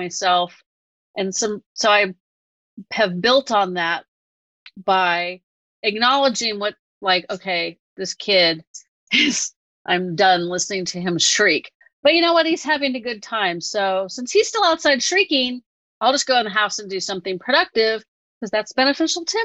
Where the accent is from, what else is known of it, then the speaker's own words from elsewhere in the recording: Northern California, United States; I'm from Northern California and I'm not that far from Berkeley